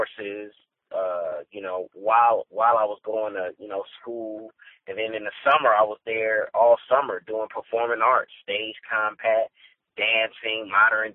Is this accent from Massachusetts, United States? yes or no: no; Inglewood, California, United States; also born or lived in Chicago; I'm from Inglewood, California, man. Born and raised